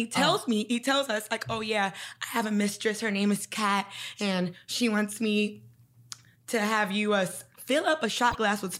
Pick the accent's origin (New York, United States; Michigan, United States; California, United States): California, United States; Pasadena; I'm from Pasadena, born and raised in Pasadena.